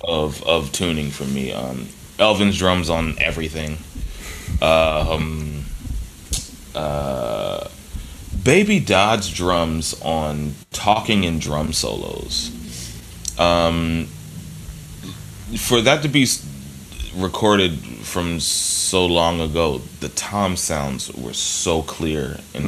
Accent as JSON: {"language": "English", "town": "Philadelphia", "region": "Pennsylvania", "country": "United States", "tie": "born or raised there", "said": "I grew up in Philly"}